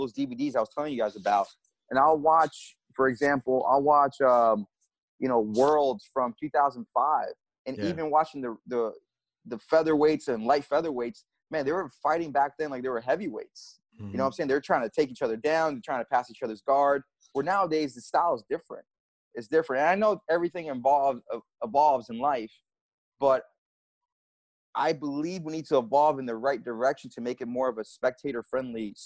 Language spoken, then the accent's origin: English; New York City, New York, United States; I grew up in the Bronx